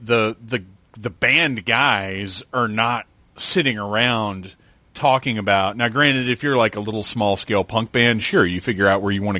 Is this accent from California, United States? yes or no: no; Wilmington, North Carolina, United States; I'm from North Carolina. And I was like, oh, man, I'm from there. I grew up in Wilmington